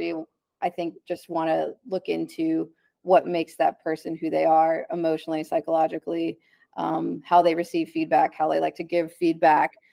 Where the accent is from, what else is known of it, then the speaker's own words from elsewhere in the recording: Dallas, Texas, United States; I'm from Dallas